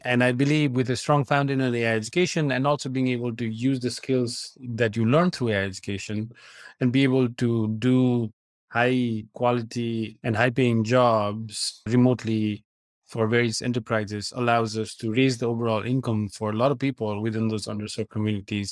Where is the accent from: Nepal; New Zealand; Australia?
Nepal; moved away as an adult; I grew up in Nepal and then came here for college.